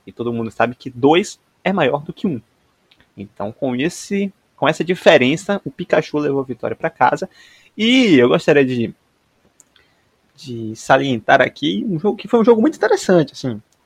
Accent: Bahia, Brazil; enquanto nordestino, enquanto baianos que somos

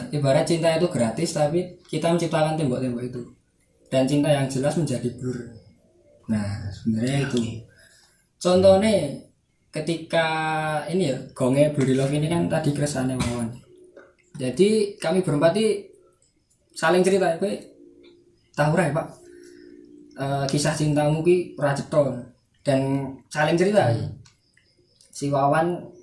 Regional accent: Java, Indonesia; accent: medok (thick Javanese); aku kan wong medok ngene

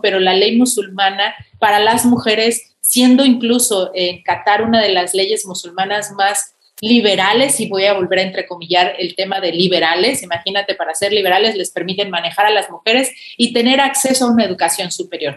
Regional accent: Mexico; como lo somos los mexicanos

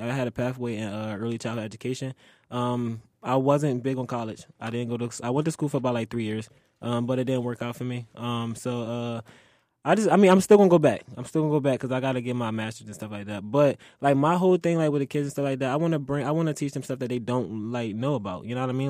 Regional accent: Philadelphia, Pennsylvania, United States; moved away; also born or lived in Delaware; growing up in Philly, I would say it was fun.

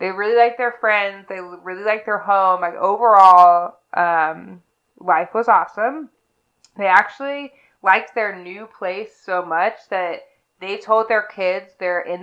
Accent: Lexington, Kentucky, United States; I am from Lexington

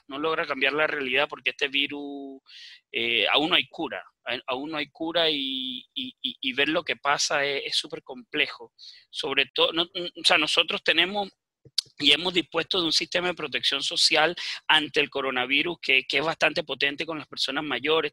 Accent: Venezuela; now in Chile; me imagino que escuchan mi acento, yo, yo soy de nacimiento venezolano, pero también soy chileno, vivo muchos años acá en Chile

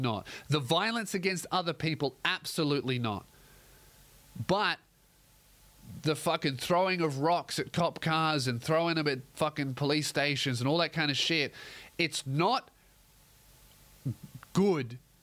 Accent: Australia; I'm an Australian

